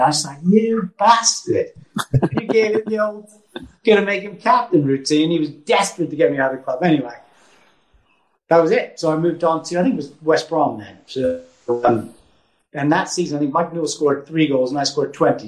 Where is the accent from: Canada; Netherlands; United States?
Canada; now in England